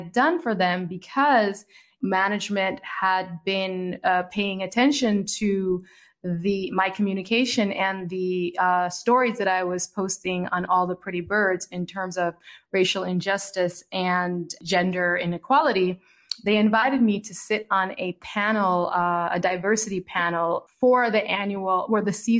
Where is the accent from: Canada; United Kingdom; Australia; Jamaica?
Jamaica; moved away; also born or lived in United States / Italy; I'm a Jamaican girl who's lived in the United States, who's lived in Italy